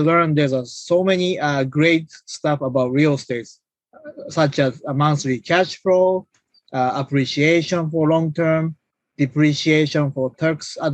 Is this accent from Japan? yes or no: yes; Japan; moved away as an adult; now in United States; I'm originally from Japan, and I came here when I was 19 for college, and I finished school in US